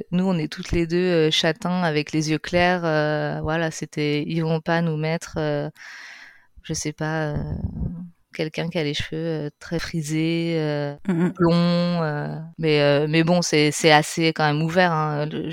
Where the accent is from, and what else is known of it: France; moved away as an adult; also born or lived in Spain